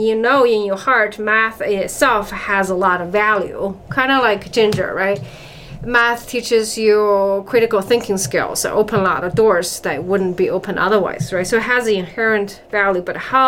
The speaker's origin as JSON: {"language": "English", "country": "China", "tie": "born or raised there", "moved": "yes", "said": "I grew up in China"}